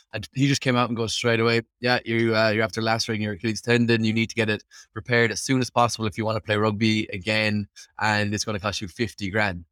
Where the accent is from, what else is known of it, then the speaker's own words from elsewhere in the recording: Limerick, Munster, Ireland; moved away as an adult; now in Dublin, Ireland; Born and raised in Limerick, Ireland.